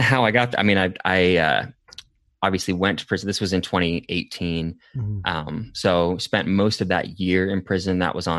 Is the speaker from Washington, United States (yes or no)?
no; Portland, Oregon, United States; So I love coffee. Uh-huh. I am from Portland.